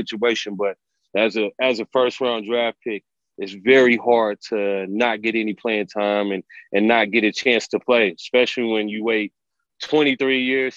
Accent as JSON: {"language": "English", "town": "Oklahoma City", "region": "Oklahoma", "country": "United States", "also_born_or_lived": "Kansas", "moved": "as an adult", "lives_now": "New Mexico, United States", "said": "I'm from the Oklahoma City area, and I spent my first 2 years of college at the University of Kansas."}